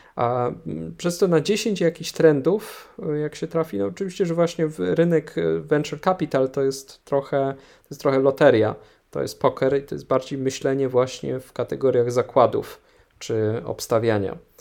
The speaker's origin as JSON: {"language": "Polish", "town": "Kraków", "region": "Lesser Poland", "country": "Poland", "said": "do Krakowa, no skąd, skąd jestem"}